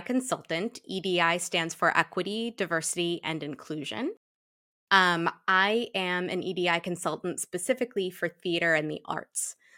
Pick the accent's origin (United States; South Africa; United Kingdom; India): United States; Shrewsbury, Massachusetts; I'm a black biracial woman who was raised in a black household in a white hometown. Um, Mm. Shrewsbury, Massachusetts